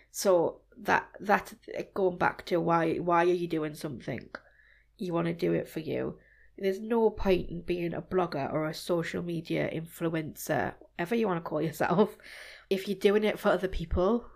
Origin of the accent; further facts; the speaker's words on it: Newcastle upon Tyne, North East England, United Kingdom; also born or lived in Germany; I was born in Germany, Wow. And I travelled around before I settled back in Newcastle, where my parents are from. So I moved here since I was about four or five.